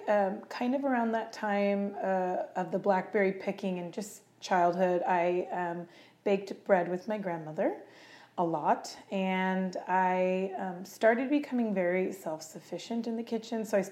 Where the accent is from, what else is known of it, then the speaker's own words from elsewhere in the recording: Camino, California, United States; I grew up in Camino, California